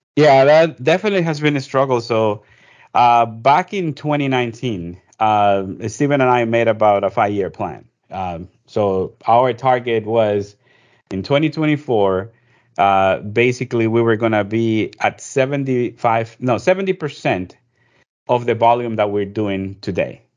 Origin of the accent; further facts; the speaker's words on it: Ecuador; also born or lived in New York; now in Georgia, United States; I'm originally from Ecuador, in South America